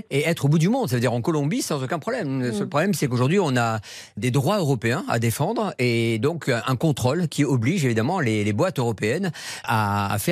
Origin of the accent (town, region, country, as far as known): south-west France, France; born or raised there